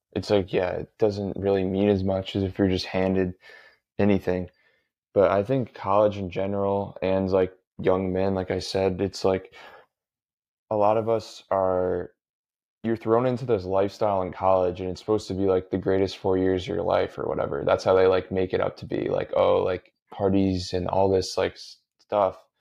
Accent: Connecticut, United States; I grew up in Connecticut, the public schools are really good here

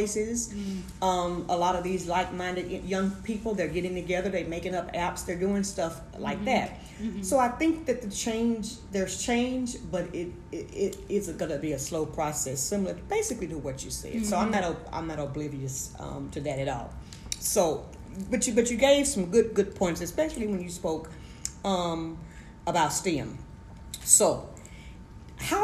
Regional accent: United States; I'm from America

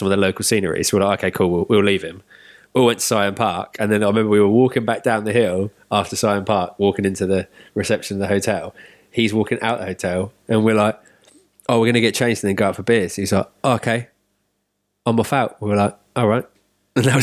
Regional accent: England, United Kingdom; we're English

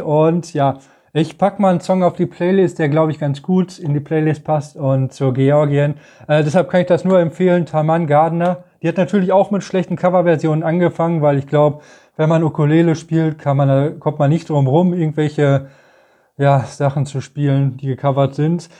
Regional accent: Germany

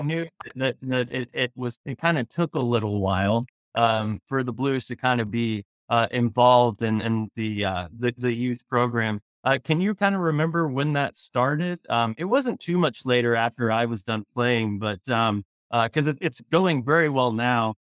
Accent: Tulsa, Oklahoma, United States; moved away; I'm from Tulsa originally

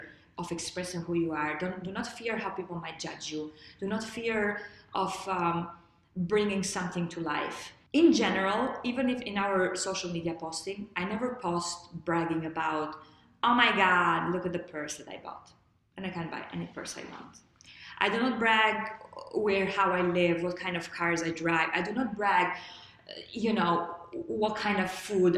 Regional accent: Lushnjë, Fier County, Albania; moved away; I grew up in Lushnja

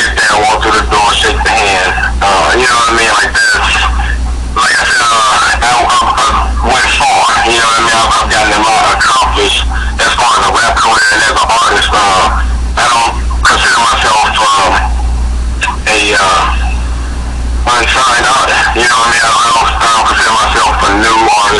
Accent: Chicago, Illinois, United States; I grew up, I was born and raised in Chicago

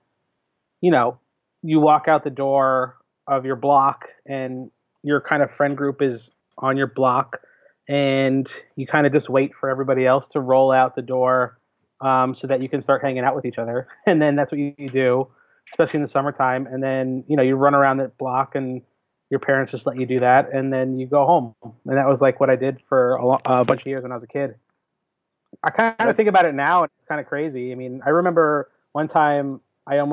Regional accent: Jersey City, New Jersey, United States; I grew up in Jersey City. Like I grew up in the city till I was 10.

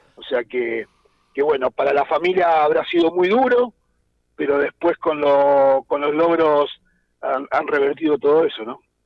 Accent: Argentina; somos argentinos

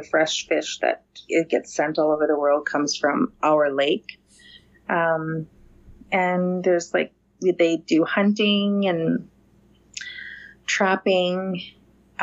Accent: Grand Rapids, Manitoba, Canada; I come from the Missipaistic Cree Nation, and that is the English name is Grand Rapids First Nation. And it's a small community of about 1,200 in northern Manitoba, Canada

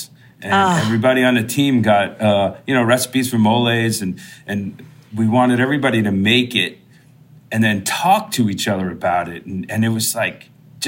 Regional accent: Long Island, New York, United States; I grew up on Long Island

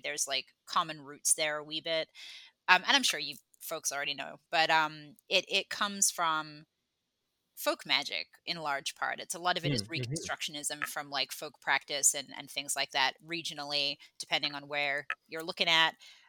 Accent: Australia; moved away as an adult; also born or lived in England; I was born in England, but then I moved when I was 10 and then I grew up in Australia and then I've been here for 11 years.

